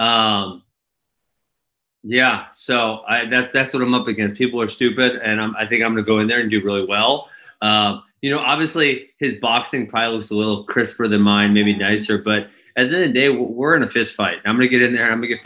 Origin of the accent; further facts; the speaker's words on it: Midwest, United States; also born or lived in Milwaukee; I'm from the Midwest